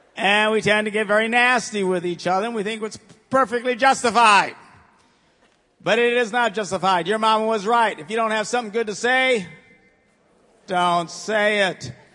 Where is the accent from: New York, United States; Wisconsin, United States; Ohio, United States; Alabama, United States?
Wisconsin, United States; Green Bay; I am from Green Bay